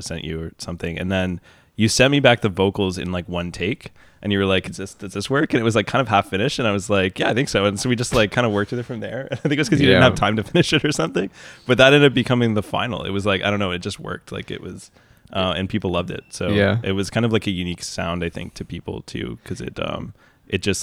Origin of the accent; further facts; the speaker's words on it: Kemptville, Ontario, Canada; also born or lived in London, Ontario; now in Toronto, Canada; I grew up in a town called Kempville that was when I moved there, it was like 1,000 people.